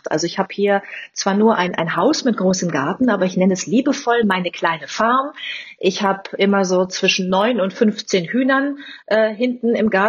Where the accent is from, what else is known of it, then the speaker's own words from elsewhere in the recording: Bad Lippspringe, North Rhine-Westphalia, Germany; ich bin relativ ländlich aufgewachsen in Bad Lippspringe bei Paderborn